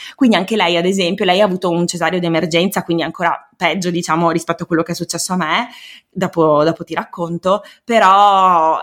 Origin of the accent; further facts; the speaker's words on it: Veneto, Italy; also born or lived in Province of Treviso; sono veneta, eh, abito in provincia di Treviso